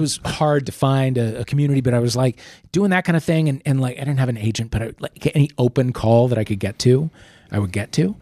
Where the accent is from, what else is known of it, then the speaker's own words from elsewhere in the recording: St. Louis, Missouri, United States; moved away as an adult; also born or lived in New York; I grew up in Saint Louis